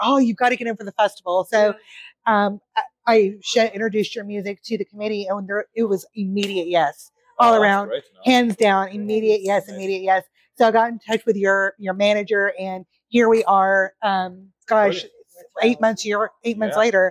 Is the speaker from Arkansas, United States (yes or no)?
no; North Carolina, United States; moved away as an adult; now in Savannah, United States; I'm from North Carolina, which is about 4.5 hours from here